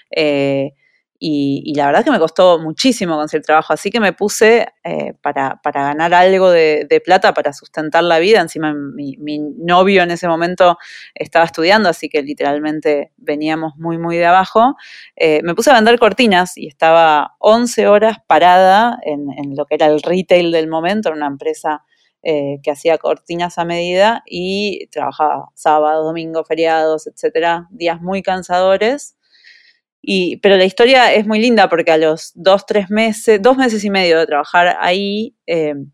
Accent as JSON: {"language": "Spanish", "country": "Uruguay", "moved": "as an adult", "lives_now": "United States", "said": "Yo me fui de Uruguay con 23 años, eh, en la época por lo menos en las que mis amigas seguían viviendo con sus padres hasta, hasta los 28, 30 años, eh, y, decidí probar suerte en Estados Unidos."}